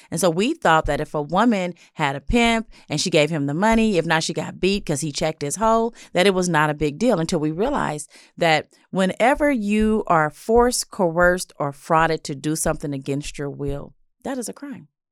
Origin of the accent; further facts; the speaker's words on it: Los Angeles, California, United States; I grew up in South L